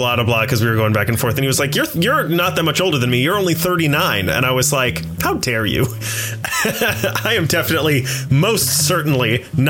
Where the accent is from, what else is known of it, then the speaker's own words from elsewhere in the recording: the South, United States; I'm from the South.